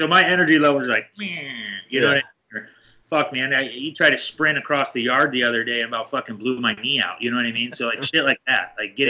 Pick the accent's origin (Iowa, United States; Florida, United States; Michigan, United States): Iowa, United States; so I'm from Iowa, the Midwest, right?